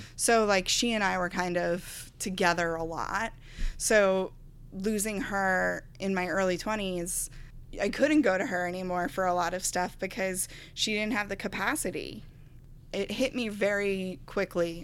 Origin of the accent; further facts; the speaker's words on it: Garden City, New York, United States; also born or lived in Astoria, Queens; I've always lived on Long Island